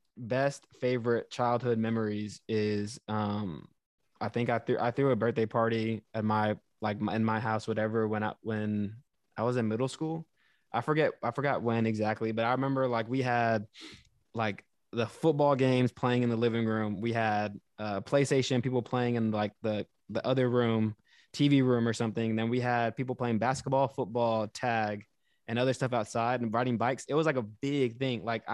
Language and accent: English; Houston, Texas, United States; I grew up in Houston, so like that is a more of a city.